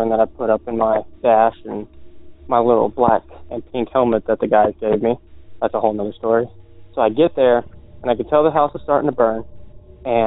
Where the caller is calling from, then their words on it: Virginia, United States; I'm calling from Virginia